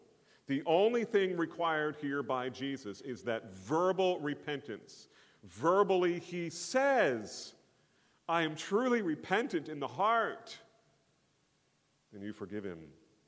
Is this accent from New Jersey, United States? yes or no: yes; New Jersey, United States; I grew up in New Jersey. And I'm Irish